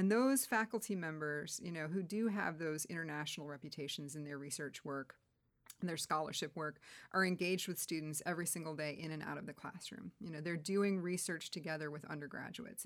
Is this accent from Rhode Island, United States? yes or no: no; Wheeling, Illinois, United States; I grew up in Wheeling, Illinois, which is a northwest suburb of Chicago